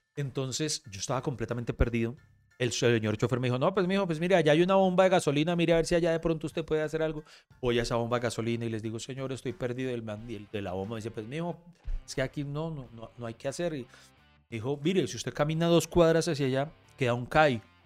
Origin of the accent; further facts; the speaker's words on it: Bogotá, Colombia; crecí en La Estrada, eh, en Bogotá